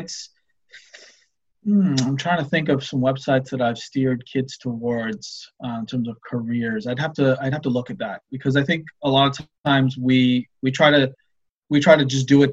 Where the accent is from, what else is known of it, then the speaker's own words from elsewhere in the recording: Ottawa, Ontario, Canada; I grew up in Ottawa, and I remember biking because I lived near the airport